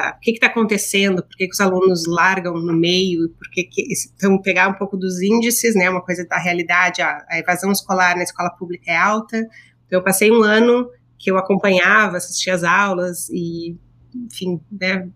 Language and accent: Portuguese; Rio Grande do Sul, Brazil; moved away as an adult; now in New York, United States; Eu sou gaúcha